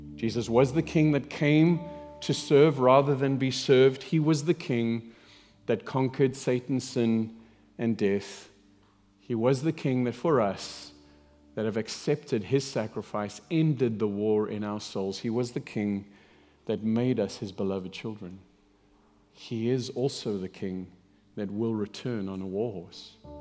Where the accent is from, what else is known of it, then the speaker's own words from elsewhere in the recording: South Africa; moved away; I grew up in South Africa